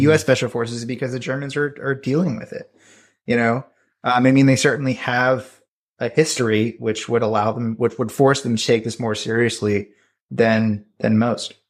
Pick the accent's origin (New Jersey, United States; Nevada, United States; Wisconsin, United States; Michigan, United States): New Jersey, United States; rural; in my hometown, which I'm from, you know, rural New Jersey